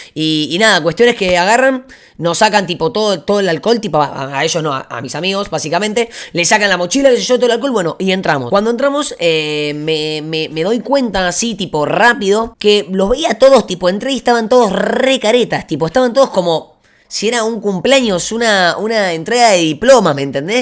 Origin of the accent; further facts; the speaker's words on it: Buenos Aires, Argentina; en Buenos Aires, Argentina, de, de donde soy yo